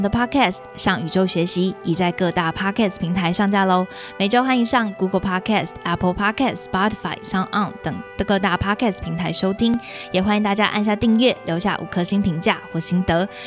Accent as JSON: {"language": "Chinese", "country": "Taiwan", "said": "我们台湾人"}